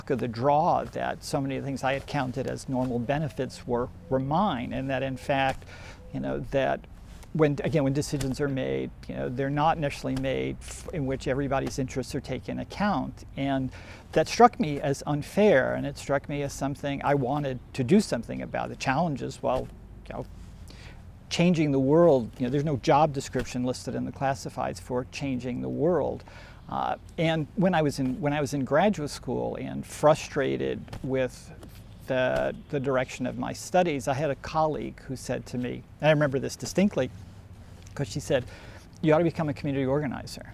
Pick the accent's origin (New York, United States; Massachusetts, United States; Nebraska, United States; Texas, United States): New York, United States; Long Island; I grew up on Long Island